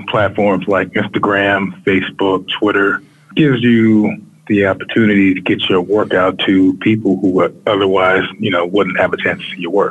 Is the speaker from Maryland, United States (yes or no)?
yes; Baltimore, Maryland, United States; moved away as an adult; now in Washington, D.C., United States; I'm born and raised in Baltimore.